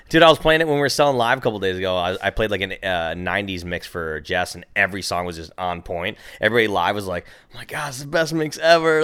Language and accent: English; Minnesota, United States; now in California, United States; I'm from Minnesota